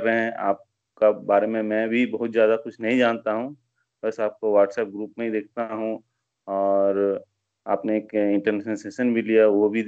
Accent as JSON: {"language": "Hindi", "town": "Asansol", "region": "West Bengal", "country": "India", "lives_now": "Bangalore, India", "said": "मैं basically uh, मैं waste Bengal से हूँ uh, मेरा घर वेस्ट बंगाल में आसनसोल एरिया में है और हम लोग का मैं काफ़ी साल से बैंगलोर में हूँ मेरा बीस साल हो गए बैंगलोर में"}